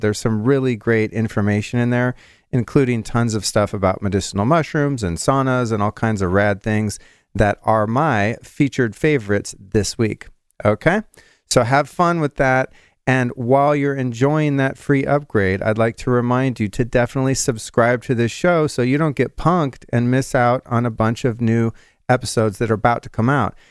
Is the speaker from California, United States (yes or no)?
yes; California, United States; I grew up mostly in California